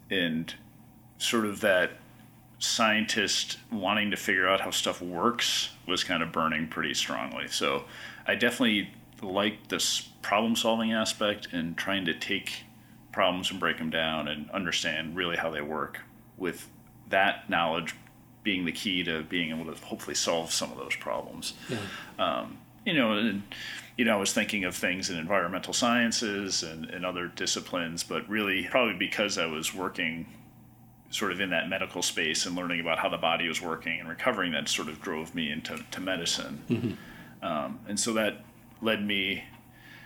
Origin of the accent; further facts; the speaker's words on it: Libertyville, Illinois, United States; now in Boston, United States; that's my hometown, and that's about its only real claim to fame. So yeah, so I grew up in what was distant suburbs of Chicago